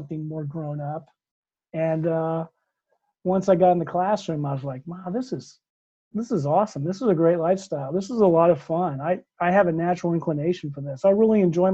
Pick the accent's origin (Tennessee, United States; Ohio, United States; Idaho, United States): Ohio, United States; New Concord; I grew up in New Concord, Ohio, which is a small town in southeastern Ohio